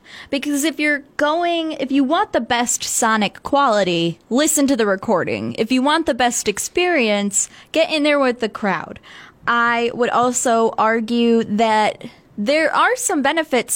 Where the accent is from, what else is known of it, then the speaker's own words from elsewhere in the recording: Detroit, Michigan, United States; we're from Detroit